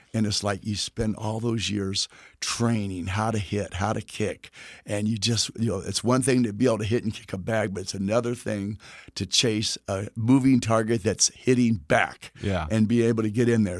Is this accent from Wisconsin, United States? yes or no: no; Texas, United States; where I'm from Texas